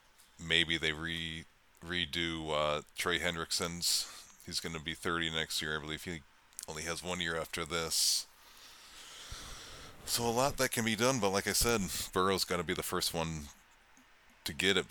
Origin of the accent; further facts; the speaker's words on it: outside of Atlanta, Georgia, United States; I grew up mainly outside of Atlanta, so I saw almost every UGA game.